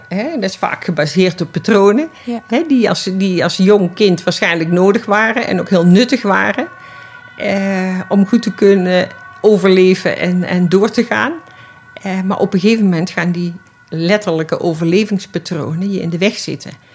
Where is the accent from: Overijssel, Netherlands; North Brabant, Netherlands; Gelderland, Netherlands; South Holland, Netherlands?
North Brabant, Netherlands; Schaijk; now in Amsterdam, Netherlands; Ik ben eh, geboren in Schuik tussen Den Bosch en Nijmegen, een dorpje